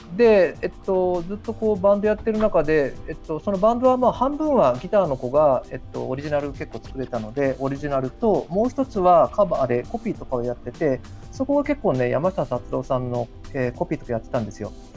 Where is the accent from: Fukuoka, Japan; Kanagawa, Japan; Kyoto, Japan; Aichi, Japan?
Fukuoka, Japan; Kurume; 僕はあの福岡県の久留米市っていう